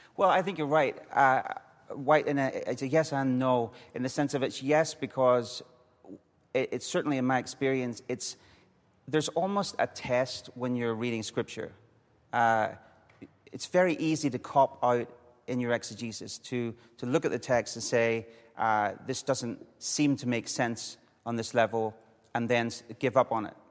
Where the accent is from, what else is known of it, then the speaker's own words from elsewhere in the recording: Coleraine, Northern Ireland, United Kingdom; I grew up in the north, on the north coast of Northern Ireland, um, a little town called Coleraine, not far from the Giants Causeway